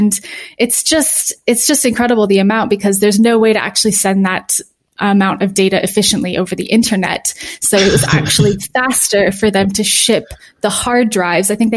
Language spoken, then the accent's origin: English; New Hampshire, United States; moved away as an adult; also born or lived in Tennessee; I'm from New Hampshire, actually. So New England